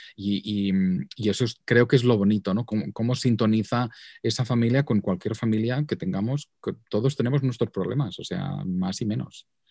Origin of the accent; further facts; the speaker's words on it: Vic, Catalonia, Spain; accent: Catalan; moved away as an adult; now in New York, United States; por mi acento sabréis que soy catalán de Barcelona. Ah, de hecho, soy de Vic, que es una localidad muy bonita al norte de Barcelona.